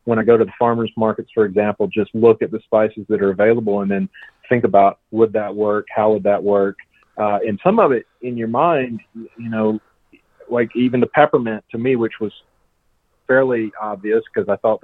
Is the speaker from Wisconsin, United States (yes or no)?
no; South Georgia, United States; I'm from South Georgia and big pecan growing area down there